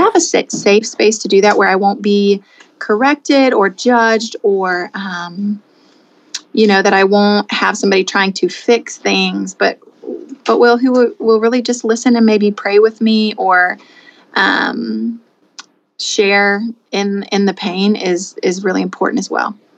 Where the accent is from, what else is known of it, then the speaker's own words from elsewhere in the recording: Anna, Illinois, United States; now in Rector, Pennsylvania, United States; I'm from Southern Illinois, Southern Illinois, a small town called Anna